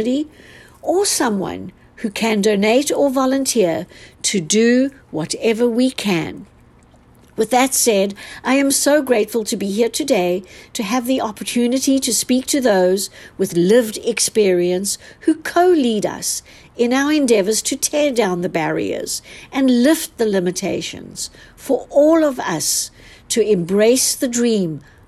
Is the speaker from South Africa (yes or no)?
yes; South Africa; born there; I am a South African-born attorney